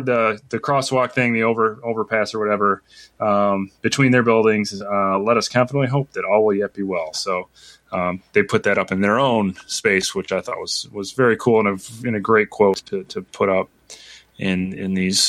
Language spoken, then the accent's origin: English; Lincoln, Illinois, United States; moved away; I no longer live there, but I am proud that I was born and raised in Lincoln, Illinois.